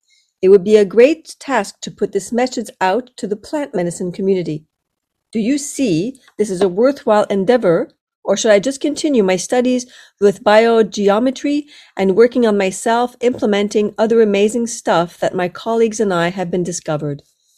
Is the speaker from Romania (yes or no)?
yes; Romania; English is a second language; moved away as an adult; now in United Kingdom; I'm from Romania, and I've lived in the UK for the last 3 years.